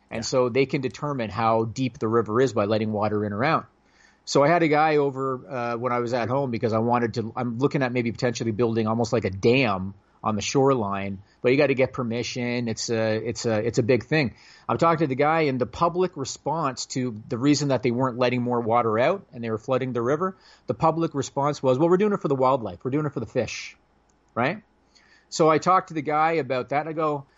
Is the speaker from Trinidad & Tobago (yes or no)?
no; Canada; I'm Canadian